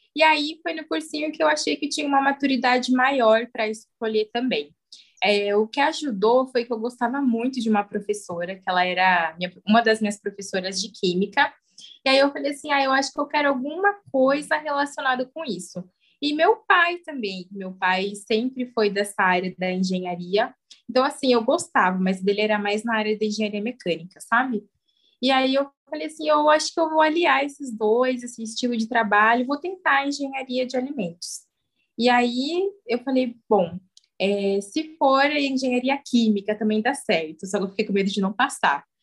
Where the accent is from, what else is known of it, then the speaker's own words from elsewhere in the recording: São Paulo, Brazil; moved away as an adult; now in Pirassununga, Brazil; eu vim de São Paulo, capital, mas hoje eu moro em Pirassununga